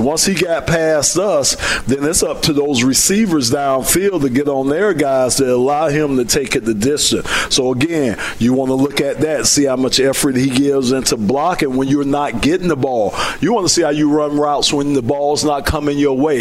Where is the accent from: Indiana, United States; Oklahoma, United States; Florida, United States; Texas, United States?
Florida, United States; Miami; now in Detroit, United States; I'm from Miami